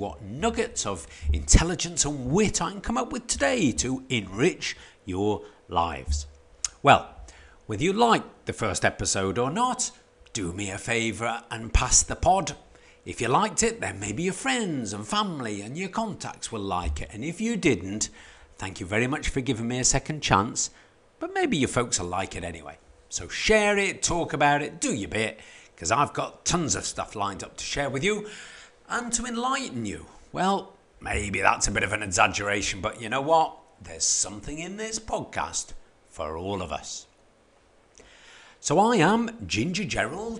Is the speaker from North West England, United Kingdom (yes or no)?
no; Stoke-on-Trent, West Midlands, United Kingdom; moved away; a bloke who was born and brought up in Stoke-on-Trent